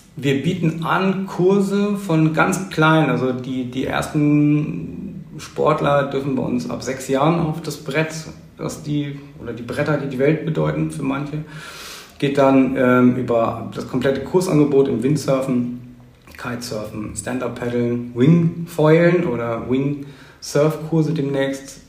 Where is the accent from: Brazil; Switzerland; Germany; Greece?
Germany; St. Peter-Ording, Schleswig-Holstein; also born or lived in Husum; Ich bin tatsächlich ein, ein echter Einheimischer. Ich bin geboren in Husum und mein Leben eigentlich hier auf, auf Eiderstedt und St. Peter-Ording verbracht